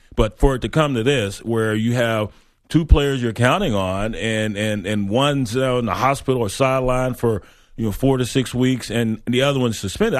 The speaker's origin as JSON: {"language": "English", "region": "Texas", "country": "United States", "moved": "as an adult", "lives_now": "New York, United States", "said": "I'm from Texas. Been up here in New York 14 years working."}